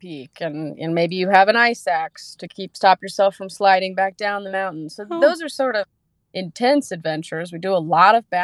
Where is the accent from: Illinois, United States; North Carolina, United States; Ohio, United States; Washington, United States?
North Carolina, United States; half an hour north of Asheville; I grew up about half an hour north of Asheville, so about an hour from where I'm currently living